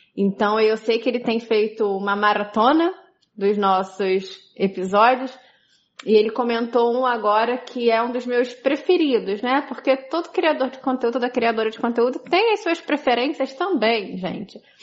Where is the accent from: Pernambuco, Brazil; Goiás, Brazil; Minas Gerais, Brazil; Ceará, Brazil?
Pernambuco, Brazil; Caruaru; sou de Caruaru, Pernambuco